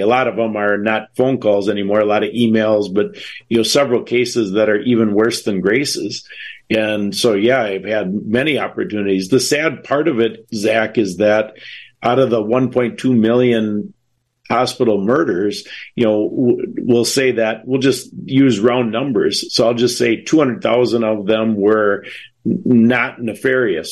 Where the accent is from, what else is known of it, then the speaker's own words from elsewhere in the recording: Wisconsin, United States; we're from Wisconsin